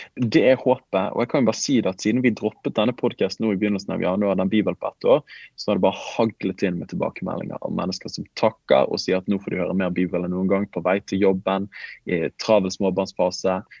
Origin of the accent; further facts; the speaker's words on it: Bergen, Vestland, Norway; accent: Bergen dialect (bergensk); jeg snakker bergensk